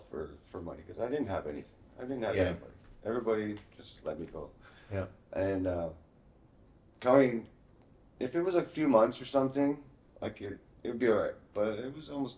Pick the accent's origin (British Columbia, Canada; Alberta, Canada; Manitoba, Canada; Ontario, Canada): Ontario, Canada; Hamilton; moved away; also born or lived in Peterborough / Windsor; I grew up in Hamilton